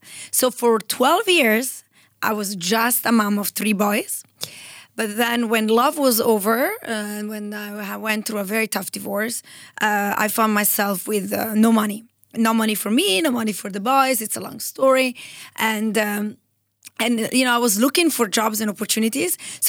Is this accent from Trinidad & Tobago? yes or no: no; Italy; So I am 100% Italian. When I was 14 years old, I went to boarding school in Switzerland.